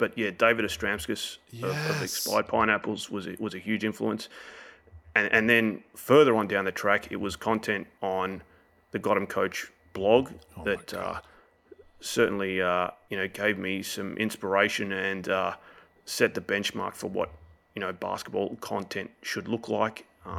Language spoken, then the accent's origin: English; Australia; Yes, I am. I am fully Australian.